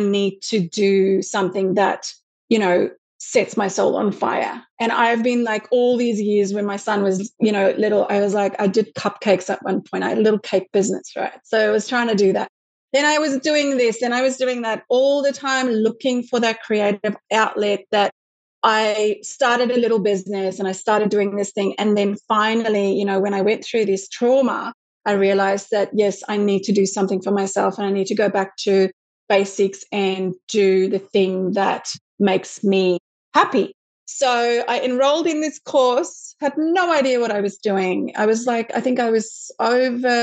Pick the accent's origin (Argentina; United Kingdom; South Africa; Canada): South Africa; moved away as an adult; now in Sydney, Australia; I grew up in South Africa